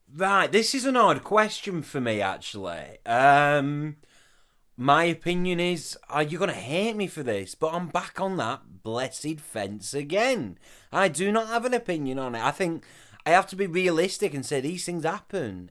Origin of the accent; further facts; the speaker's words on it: the north of England, United Kingdom; accent: northern; my northern accent